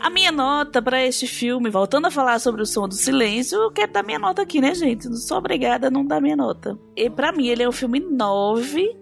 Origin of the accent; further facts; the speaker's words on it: Brazil; como brasileiro